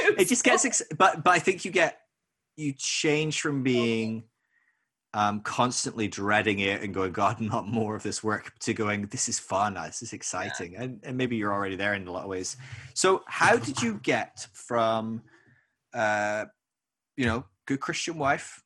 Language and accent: English; Scotland, United Kingdom; moved away as an adult; now in United States